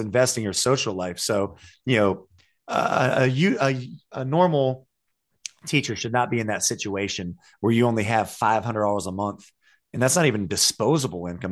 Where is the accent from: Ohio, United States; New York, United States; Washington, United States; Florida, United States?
Ohio, United States; now in North Carolina, United States; I'm from Ohio